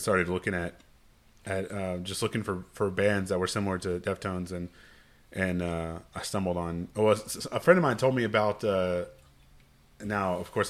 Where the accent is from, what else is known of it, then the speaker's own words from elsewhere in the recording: Axtell, Texas, United States; I grew up in Axtell